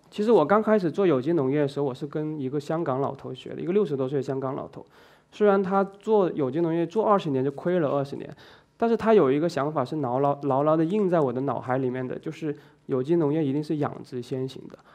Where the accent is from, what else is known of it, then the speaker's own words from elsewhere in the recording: China; now in Zhuhai, China; 你知道我们中国人挺厉害的